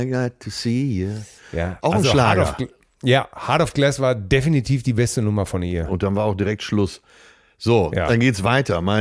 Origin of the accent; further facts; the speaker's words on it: Tuscany, Italy; ich ist in der, bin in der Toskana, meine Heimat, und es ist mir schnurzpiep egal, was die umliegenden Sonnenanbeter am Strand von Viareggio von mir denken